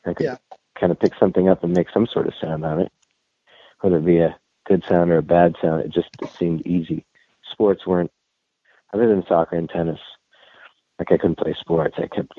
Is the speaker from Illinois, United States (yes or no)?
no; New York, United States; New York.